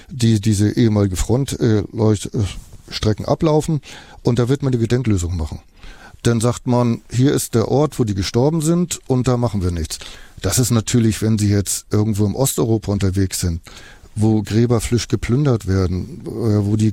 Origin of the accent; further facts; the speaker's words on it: Estonia; German is a second language; Und so ein Kind in Estland macht den Atlas auf, dann hat das hier mal Isama, also mein Heimatland.